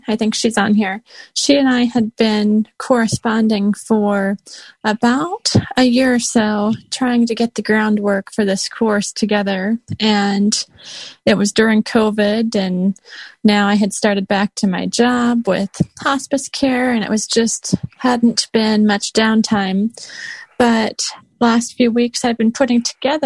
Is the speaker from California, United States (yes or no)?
no; Iowa, United States; I'm actually from Iowa